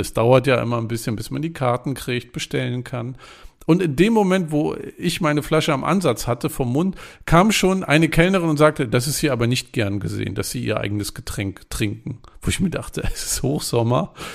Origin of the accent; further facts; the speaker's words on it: Germany; ich als Deutscher